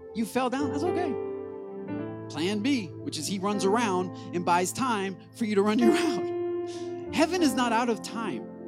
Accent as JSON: {"language": "English", "region": "Michigan", "country": "United States", "said": "I'm from Michigan where we are born into Detroit Lion fandom."}